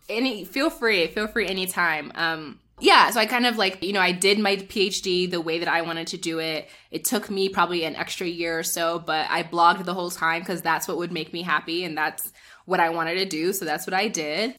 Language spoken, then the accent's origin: English; northern New Jersey, United States; born or raised there; moved away as an adult; also born or lived in Nigeria / New York; now in Kenya